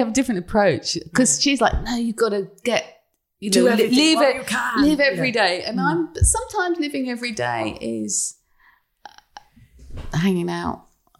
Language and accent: English; England, United Kingdom; they were laughing at us because we're English